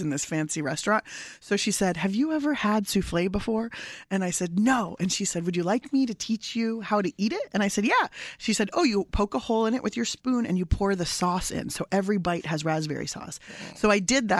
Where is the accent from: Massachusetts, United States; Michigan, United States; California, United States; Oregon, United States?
California, United States; San Diego; my family's from Iran. I was born in San Diego